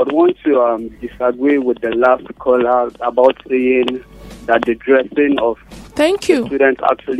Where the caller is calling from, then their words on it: Bida, Niger State, Nigeria; I'm calling from Bida.